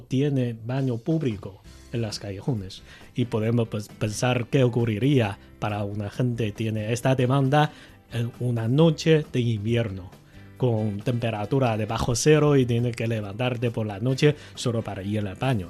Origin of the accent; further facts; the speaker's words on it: Beijing, China; Spanish is a second language; yo soy de Beijing, he vivido a aquí por más de 30 años de edad